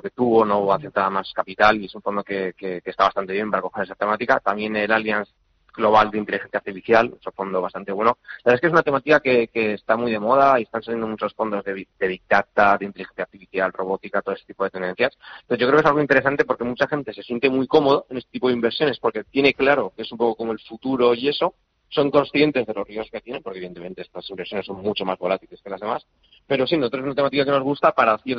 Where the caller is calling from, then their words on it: Madrid, Community of Madrid, Spain; Hola, buenos días. Eh … de Madrid.